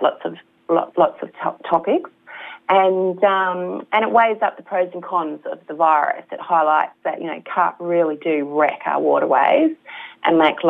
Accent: Meekatharra, Western Australia, Australia; moved away as an adult; now in Victoria, Australia; I was born in Meekatharra, in the middle of nowhere.

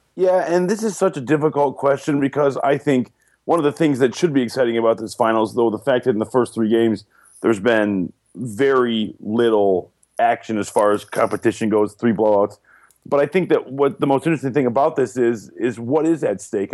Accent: Detroit, Michigan, United States; moved away; I'm from Detroit

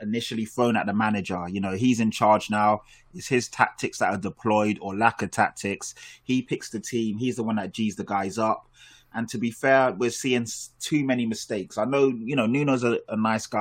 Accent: London, United Kingdom; I live in Tottenham. I'm from Tottenham.

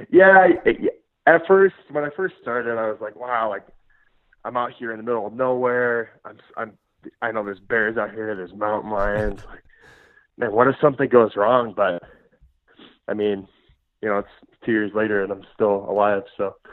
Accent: Omaha, Nebraska, United States; uh, Omaha, Nebraska.

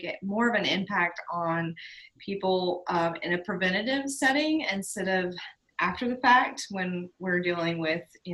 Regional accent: Statesville, North Carolina, United States; I grew up in Statesville, North Carolina

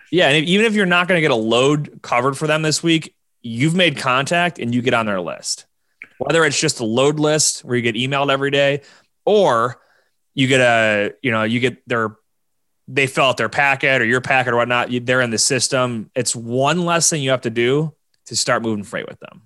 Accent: Buffalo, New York, United States; my hometown of Buffalo, New York

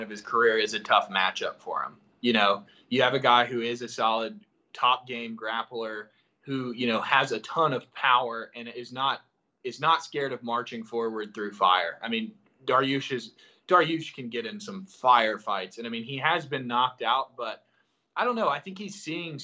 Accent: Houston, Texas, United States; moved away; I was originally from Houston

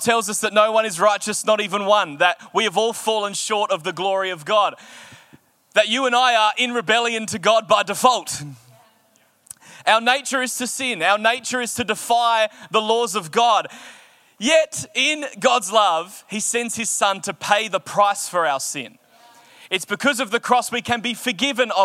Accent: Australia; as an Australian going there, and as an Australian Christian

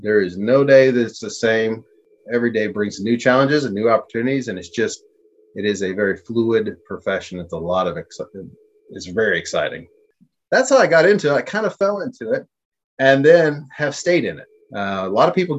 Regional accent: Maryville, Missouri, United States; moved away as an adult; also born or lived in Junction City, Kansas / Stillwater, Oklahoma; it's my hometown. I want to see my hometown do well.

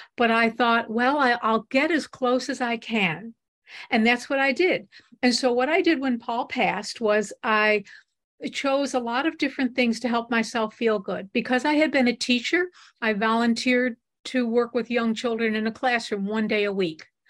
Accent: Buffalo, New York, United States; We grew up in Buffalo, and we both went to the University of Buffalo together

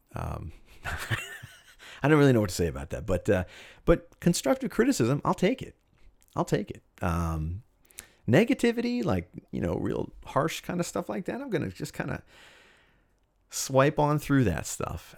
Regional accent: Cherry Hill, New Jersey, United States; I grew up in Cherry Hill, New Jersey, which is about ten miles east of Philadelphia, Pennsylvania.

